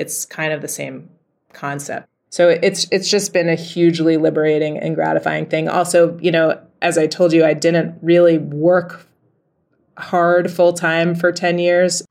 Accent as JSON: {"language": "English", "town": "New York City", "region": "New York", "country": "United States", "tie": "born or raised there", "moved": "as an adult", "lives_now": "Rotterdam, Netherlands", "said": "I was in the middle of New York City."}